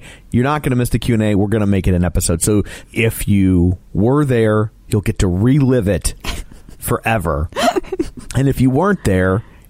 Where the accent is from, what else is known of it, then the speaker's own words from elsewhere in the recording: Ireland; Yeah, I'm such a big drinker. What, because I'm Irish?